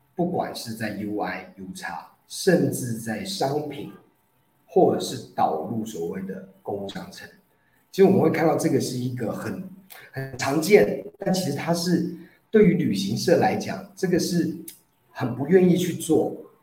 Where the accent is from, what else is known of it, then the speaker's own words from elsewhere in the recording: Taiwan; 我们在台湾疫情没有那么严重